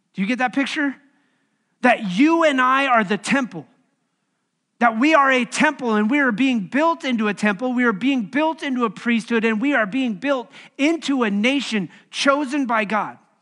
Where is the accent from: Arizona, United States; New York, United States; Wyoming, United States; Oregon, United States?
Wyoming, United States; moved away as an adult; also born or lived in Bolivar, Missouri; now in Kansas City, United States; I grew up in Wyoming